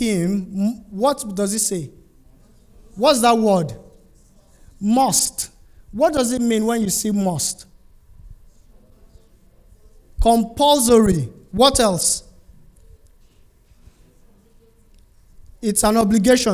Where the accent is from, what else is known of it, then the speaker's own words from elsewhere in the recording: Nigeria; I'm from Nigeria